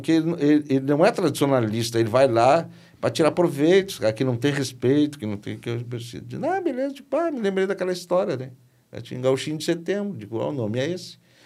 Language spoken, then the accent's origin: Portuguese; Rio Grande do Sul, Brazil; Eu sou um artista gaúcho, regional, tradicional